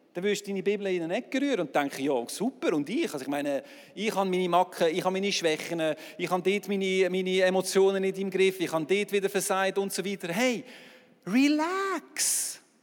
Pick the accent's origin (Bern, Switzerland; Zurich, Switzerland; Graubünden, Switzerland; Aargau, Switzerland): Aargau, Switzerland; als Aargauer